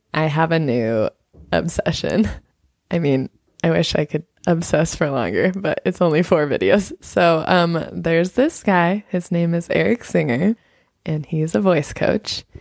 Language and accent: English; United States; as an American